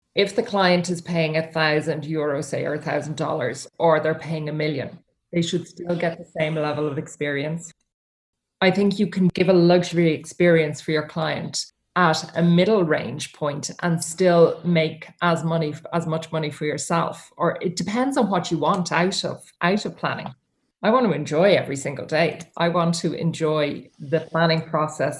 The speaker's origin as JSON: {"language": "English", "country": "Ireland", "said": "the thing about Irish people and um, famous people in Ireland is that we don't tend to treat them any different"}